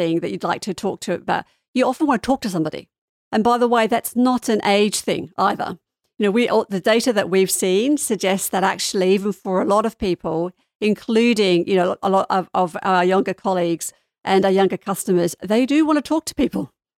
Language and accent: English; Sydney, New South Wales, Australia; moved away; So I was brought up in Australia. Maybe my accent's mellowed a little bit. I haven't lived there for a long time.